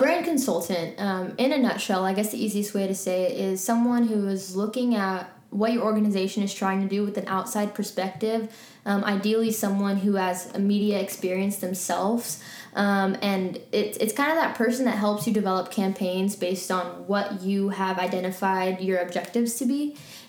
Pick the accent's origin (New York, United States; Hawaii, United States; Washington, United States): New York, United States; also born or lived in Lahore, Pakistan; So long story short, I was born in New York, and I lived quite a few places. Spent a lot of my childhood in New York. I lived in Pakistan for almost 2 years in Lahore